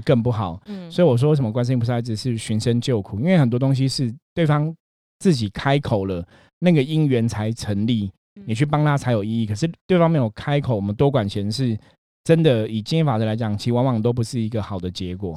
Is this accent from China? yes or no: no; Taiwan; 我们今天在台湾的这个社会